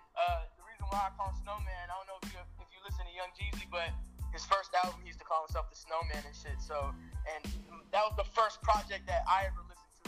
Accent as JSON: {"language": "English", "town": "Arlington", "region": "Texas", "country": "United States", "said": "Yeah, I'm a 17-year-old rapper. I'm from Arlington, Texas, and I'm Albanian. You know, my parents are Albanian"}